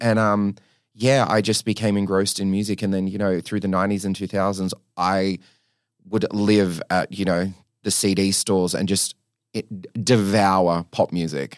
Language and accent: English; New South Wales, Australia; I grew up in New South Wales